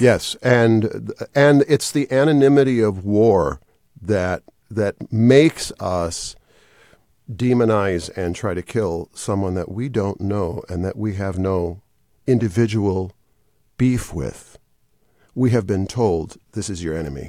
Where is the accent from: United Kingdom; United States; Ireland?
United States; Wisconsin; moved away as an adult; now in Atlanta, United States; I was raised in Wisconsin